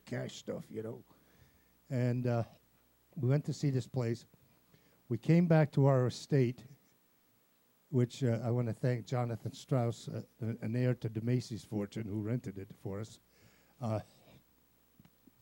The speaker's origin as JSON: {"language": "English", "country": "Italy", "said": "I'm Italian"}